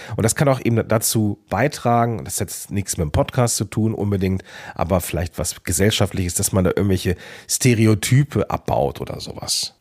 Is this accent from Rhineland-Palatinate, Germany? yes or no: no; Moers, North Rhine-Westphalia, Germany; accent: Lower Rhine, slightly Dutch-influenced; now in Langenfeld, Germany; ich bin in Mörs geboren. Mörs ist am Niederrhein, also sehr nah an Holland.